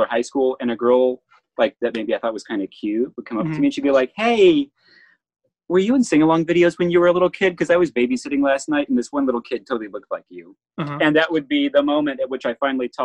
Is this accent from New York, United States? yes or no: no; Nashville, Tennessee, United States; growing up in Nashville